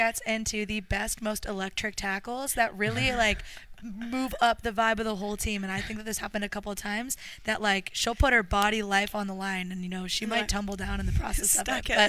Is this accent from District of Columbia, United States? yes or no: no; Orange County, California, United States; moved away as an adult; now in Melbourne, Australia; I'm from Orange County, California.